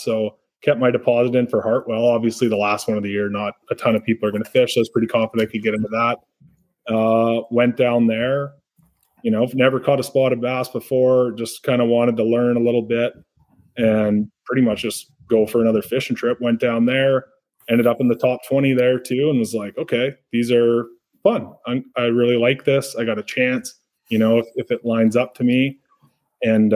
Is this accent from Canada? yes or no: yes; Canada; I'm from Canada